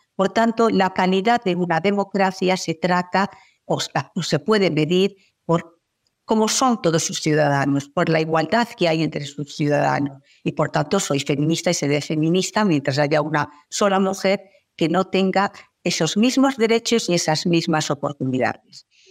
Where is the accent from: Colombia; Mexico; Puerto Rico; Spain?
Spain; en mi país